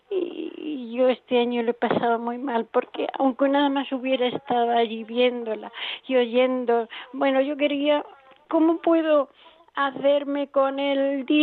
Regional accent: Madrid, Community of Madrid, Spain; nosotros somos madrileños

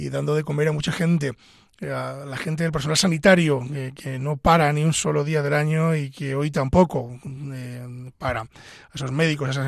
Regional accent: Pedro Bernardo, Castile and León, Spain; hemos eh, pasado esta noche de Navidad en, Pedro Bernardo, mi pueblo.

